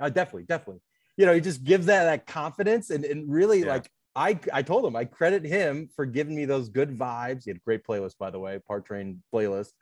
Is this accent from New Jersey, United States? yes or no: no; Cleveland, Ohio, United States; moved away as an adult; now in Chicago, United States; I'm from Cleveland, Ohio, 35 years old, live in Chicago now for the past 10 years